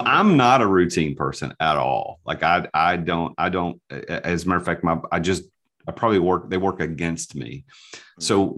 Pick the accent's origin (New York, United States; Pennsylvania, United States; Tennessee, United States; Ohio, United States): Tennessee, United States; Nashville; I'm from the South, I'm, I'm from Nashville, born and raised